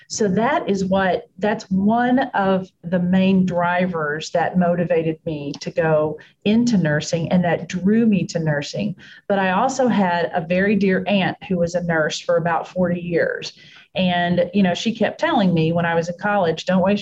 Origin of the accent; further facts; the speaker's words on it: Texas, United States; now in Pittsburgh, United States; Born and raised in Texas.